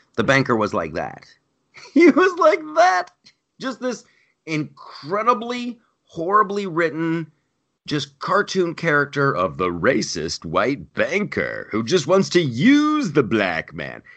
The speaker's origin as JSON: {"language": "English", "town": "Columbus", "region": "Ohio", "country": "United States", "tie": "born or raised there", "said": "Columbus, Ohio, my hometown"}